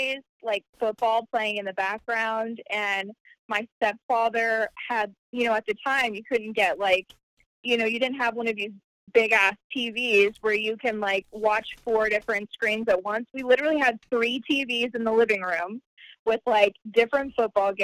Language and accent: English; Carrollton, Texas, United States; moved away as an adult; now in Florida, United States; I'm from a suburb right outside of Dallas, Texas, called Carrollton